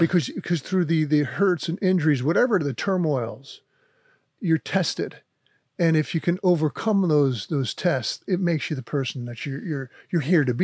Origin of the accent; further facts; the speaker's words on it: Wayne, New Jersey, United States; also born or lived in Forge, New Jersey; I grew up in New Jersey in the Italian neighborhood